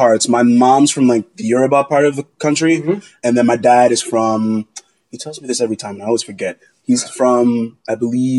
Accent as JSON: {"language": "English", "area": "Long Island", "region": "New York", "country": "United States", "said": "I'm a junior at BU studying electrical engineering. I'm from Long Island, New York, but my family is all from Nigeria, so I have a deep history there."}